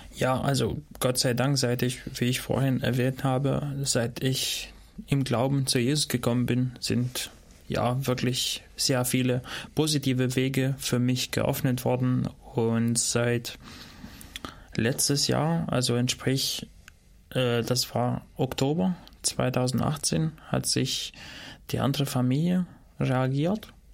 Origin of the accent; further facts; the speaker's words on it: Shkodër, Shkodër County, Albania; first language Albanian; German is a second language; also born or lived in Dortmund, Germany / Gotha, Germany; now in Germany; ich komme aus Skoda, also dort, wo ich herkomme